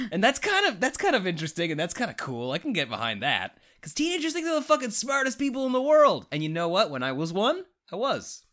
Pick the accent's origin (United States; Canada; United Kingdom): Canada; I'm Canadian